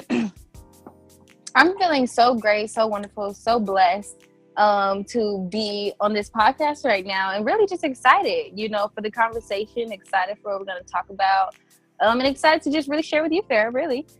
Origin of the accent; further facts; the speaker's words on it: Indiana, United States; moved away as an adult; now in California, United States; I moved to California actually from Indiana. I'm originally from Indiana, uh, the Midwest area